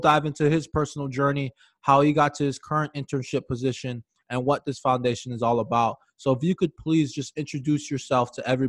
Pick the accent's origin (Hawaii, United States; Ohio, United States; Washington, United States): Hawaii, United States; moved away; also born or lived in Minnesota; we're both from Hawaii, and you're in Minnesota now.